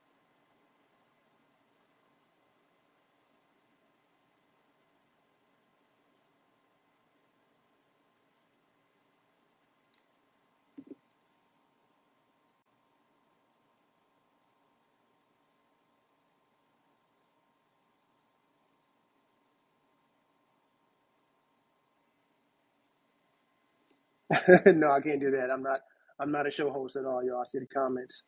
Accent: Detroit, Michigan, United States; now in Brooklyn, United States; I'm from Detroit originally

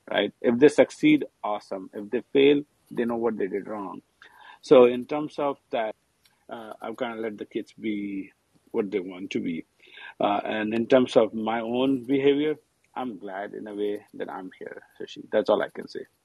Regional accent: India; born or raised there; moved away as an adult; now in United States

